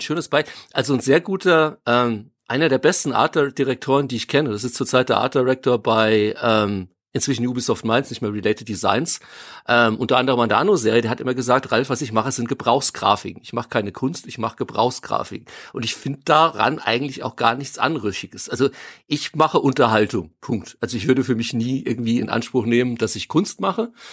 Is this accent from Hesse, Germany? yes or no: yes; near Freigericht, Hesse, Germany; aus dem Nachbarort, wo ich aufgewachsen bin